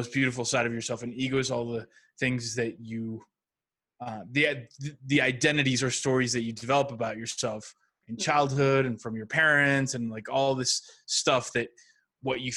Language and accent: English; Mexico; I grew up in Mexico